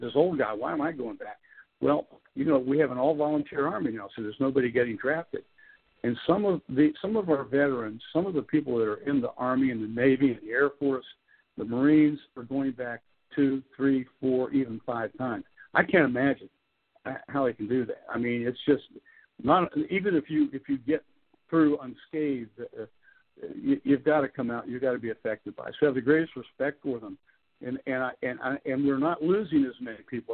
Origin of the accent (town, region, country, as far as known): Clarksburg, West Virginia, United States